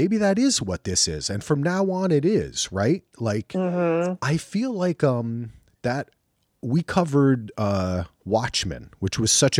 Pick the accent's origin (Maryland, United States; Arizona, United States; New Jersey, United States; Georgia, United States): New Jersey, United States; I'm from Jersey.